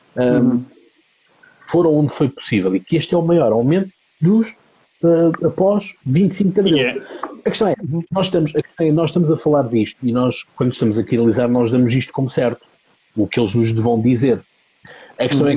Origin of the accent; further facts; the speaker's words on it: Almada, Lisbon, Portugal; eu sou da Almada